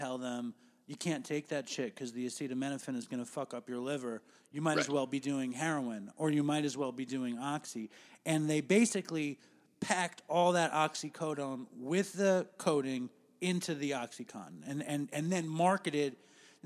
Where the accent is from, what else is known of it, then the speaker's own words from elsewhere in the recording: New York City, New York, United States; I grew up in New York City.